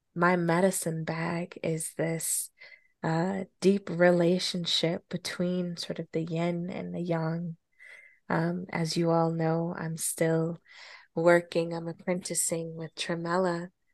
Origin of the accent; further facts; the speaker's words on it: Colorado, United States; moved away; my childhood growing up in Colorado